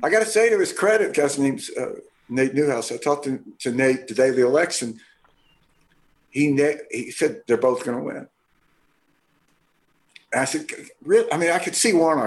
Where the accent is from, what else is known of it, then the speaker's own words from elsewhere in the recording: Mississippi, United States; I'm from Mississippi, and I've elected, helped elect governors, senators in all those southern states